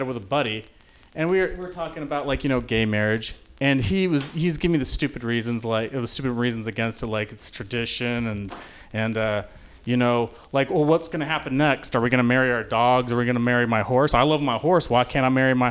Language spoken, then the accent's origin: English; Utah, United States; moved away; I grew up in Utah